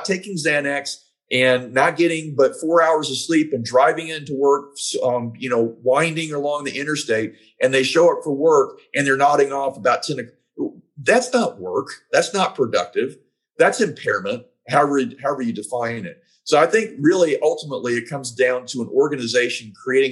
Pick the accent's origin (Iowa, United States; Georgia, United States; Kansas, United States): Georgia, United States; my home state of Georgia